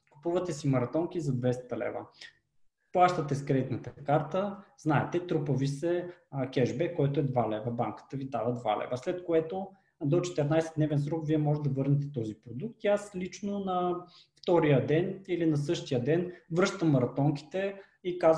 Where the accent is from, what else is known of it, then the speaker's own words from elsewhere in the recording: Gabrovo Province, Bulgaria; като един габровец